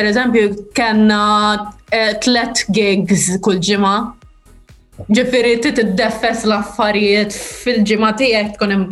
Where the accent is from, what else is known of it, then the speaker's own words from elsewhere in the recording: Santa Lucija, Malta; Jena minn Santa Lucia, imma ommi ommi minn Għawdex.